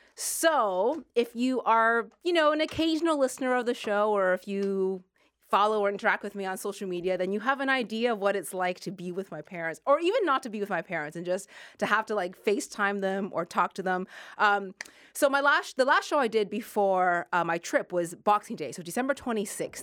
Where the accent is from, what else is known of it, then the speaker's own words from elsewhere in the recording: Sackville, Nova Scotia, Canada; moved away as an adult; I lived in Sackville, Nova Scotia.